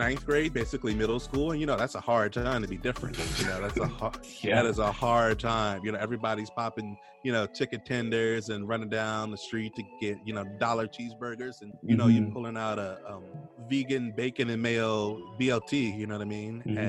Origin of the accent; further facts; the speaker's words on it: Milwaukee, Wisconsin, United States; moved away as an adult; also born or lived in Washington, D.C.; now in Raleigh, United States; I grew up actually in the Midwest. I'm a Midwestern boy from the streets of Milwaukee, Wisconsin. Grew up there with my immediate family